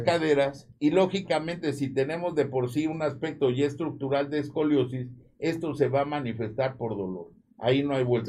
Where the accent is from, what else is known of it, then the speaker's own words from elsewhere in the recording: Mexico; somos mexicanos